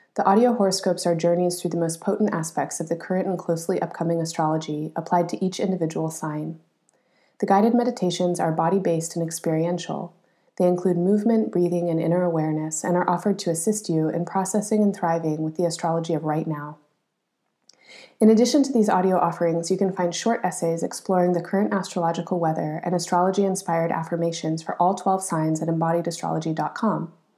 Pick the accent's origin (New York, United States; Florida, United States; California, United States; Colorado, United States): Colorado, United States; moved away; I grew up in Colorado